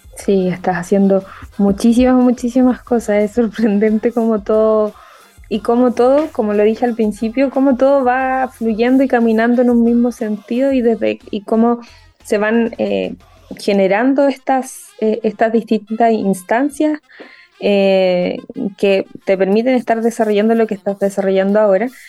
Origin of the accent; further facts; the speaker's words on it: Concepción, Biobío, Chile; yo soy de Concepción